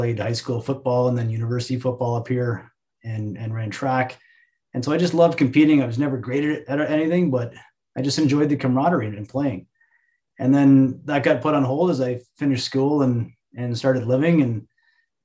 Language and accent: English; Almonte, Ontario, Canada; I grew up in the Ottawa Valley, farm town called Elmont.